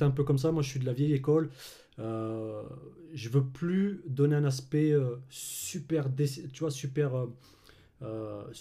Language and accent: French; Clermont-Ferrand, Auvergne-Rhône-Alpes, France; Alors moi, là-bas, je suis de, bah, de Clermont-Ferrand.